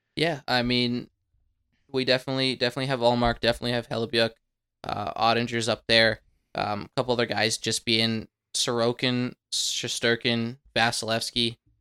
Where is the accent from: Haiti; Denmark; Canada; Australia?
Canada; being Canadian